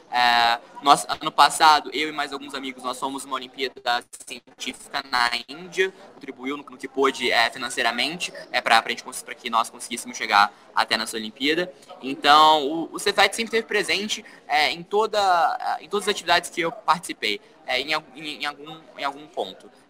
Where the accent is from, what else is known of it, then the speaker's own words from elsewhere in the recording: Minas Gerais, Brazil; eu vim de uma cidade do interior de Minas, então é, acabou, acabou que misturou tudo, a, a, a vivência de uma, numa metrópole